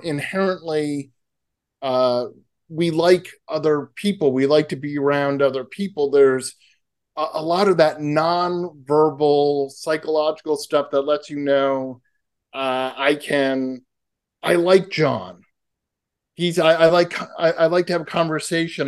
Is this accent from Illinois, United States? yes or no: no; Massachusetts, United States; now in California, United States; I grew up in Massachusetts